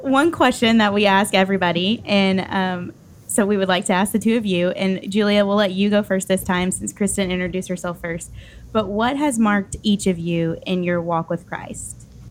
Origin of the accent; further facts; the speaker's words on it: Nashville, Tennessee, United States; I'm from Nashville